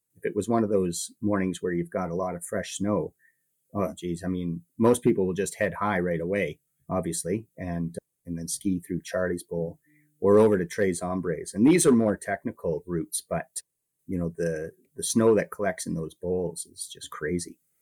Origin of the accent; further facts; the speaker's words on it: Calgary, Alberta, Canada; also born or lived in interior British Columbia; now in Jasper, Canada; growing up in Calgary